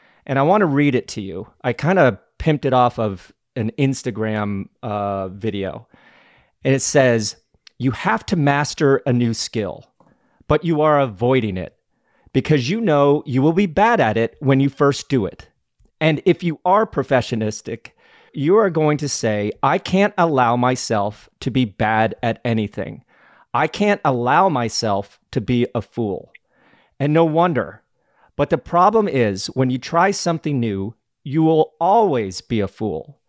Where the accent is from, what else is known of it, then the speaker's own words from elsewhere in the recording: Colorado, United States; I grew up in Colorado.